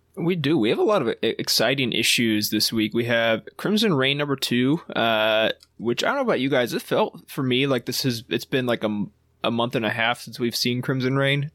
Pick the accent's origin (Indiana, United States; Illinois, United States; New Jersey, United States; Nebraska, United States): Indiana, United States; grew up in Indiana and grew up, uh, as a Colts fan